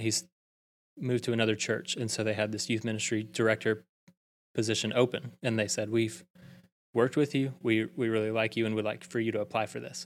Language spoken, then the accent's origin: English; Prattville, Alabama, United States; now in Auburn, United States; I'm originally from Prattville, Alabama